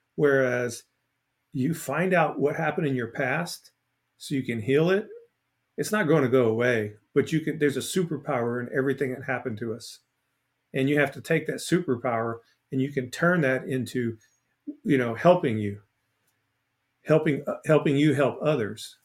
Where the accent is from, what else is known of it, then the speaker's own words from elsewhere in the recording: Port Arthur, Texas, United States; I'm from Port Arthur, Texas.